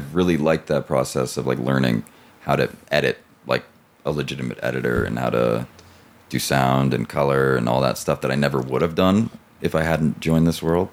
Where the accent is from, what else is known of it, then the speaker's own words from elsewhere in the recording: New York, United States; I'm from New York